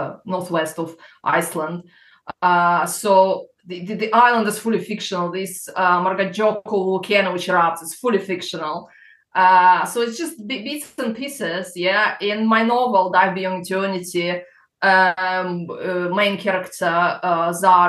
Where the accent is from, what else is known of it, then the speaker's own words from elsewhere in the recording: Crimea, Ukraine; accent: Russian; English is a second language; moved away as an adult; also born or lived in Belarus / England; now in United Kingdom; Then I was 6. We moved to Crimea, which was part of Ukraine.